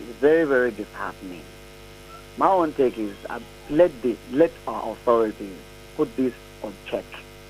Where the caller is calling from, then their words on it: Apapa, Lagos, Nigeria; from Apapa.